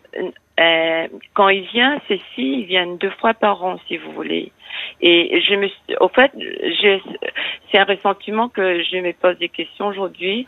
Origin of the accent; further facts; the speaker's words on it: Mauritius; now in France; Je suis d'origine mauricienne.